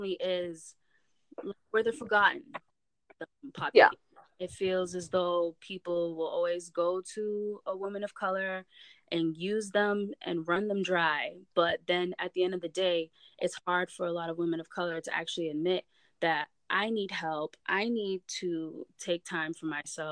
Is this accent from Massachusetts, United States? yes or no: yes; Brockton, Massachusetts, United States; where I'm from, Brockton